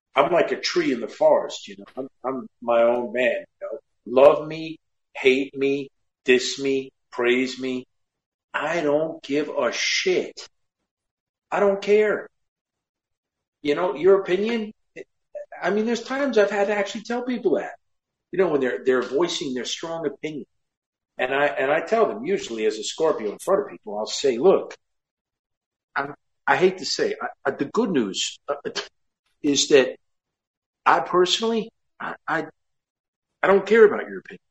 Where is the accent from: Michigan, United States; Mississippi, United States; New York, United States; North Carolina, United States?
New York, United States; Westchester; I grew up in Westchester